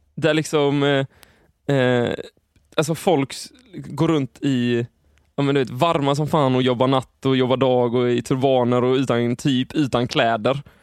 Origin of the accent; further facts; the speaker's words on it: Sweden; vi är ju svenskar